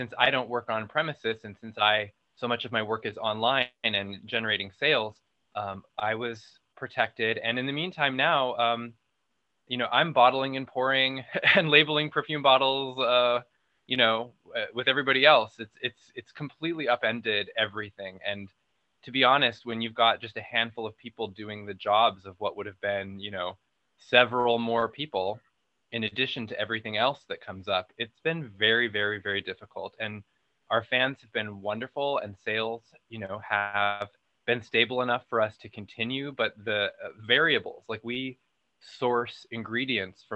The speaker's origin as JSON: {"language": "English", "region": "Arizona", "country": "United States", "tie": "born or raised there", "also_born_or_lived": "New York City", "moved": "yes", "lives_now": "Los Angeles, United States", "said": "I grew up in a tiny town in Arizona and ran away from there as soon as I could"}